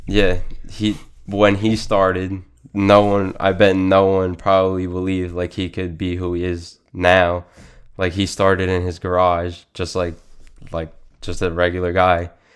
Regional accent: Suffolk County, Long Island, New York, United States; I grew up in Suffolk County, Long Island

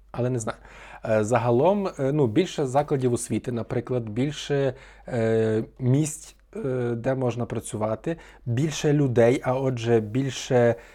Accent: Ivano-Frankivsk, Ivano-Frankivsk Oblast, Ukraine; Франківськ мені якби найрідніше місто з таких обласних е, більших, та, бо бо я тутешній, фактично.

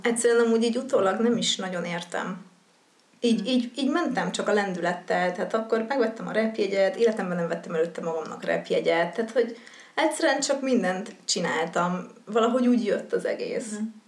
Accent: Hungary; also born or lived in Győr / Cape Town; now in Budapest, Hungary

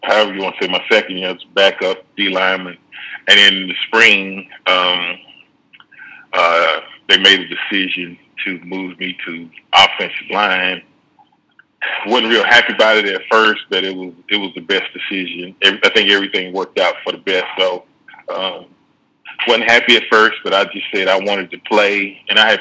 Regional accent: Dallas, Texas, United States; I grew up in Dallas, Texas

